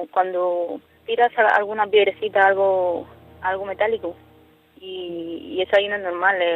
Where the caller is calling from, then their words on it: Balearic Islands, Spain; desde Baleares.